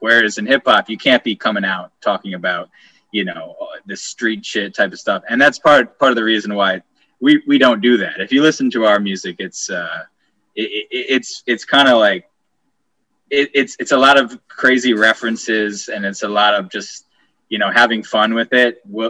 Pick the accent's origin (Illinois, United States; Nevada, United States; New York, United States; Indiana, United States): New York, United States; North Fork, Long Island; moved away as an adult; also born or lived in Brooklyn; We're from the East End of Long Island.